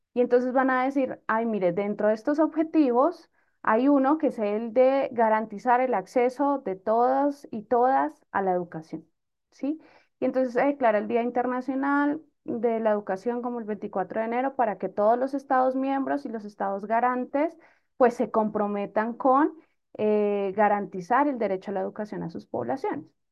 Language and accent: Spanish; Bogotá, Colombia; yo soy bogotana